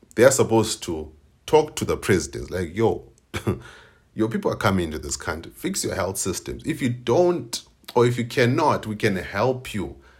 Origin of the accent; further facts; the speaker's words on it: Binga, Matabeleland North, Zimbabwe; I'm in Binga, my hometown.